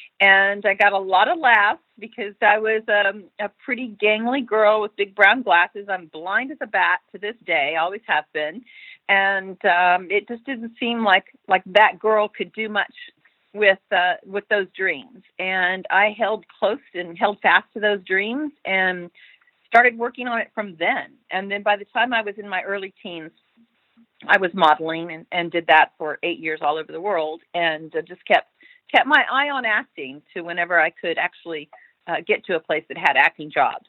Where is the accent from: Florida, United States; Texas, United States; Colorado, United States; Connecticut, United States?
Texas, United States; born there; also born or lived in California; now in Los Angeles, United States; I was born in Texas, and then I got to California, you know, as quick as I could with Hollywood beckoning. So I really consider L.A. home.